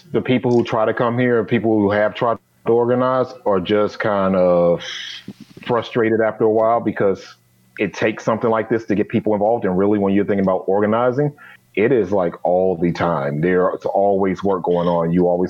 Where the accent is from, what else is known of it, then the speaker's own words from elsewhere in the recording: Gary, Indiana, United States; as a Bears fan growing up in Gary right outside of Chicago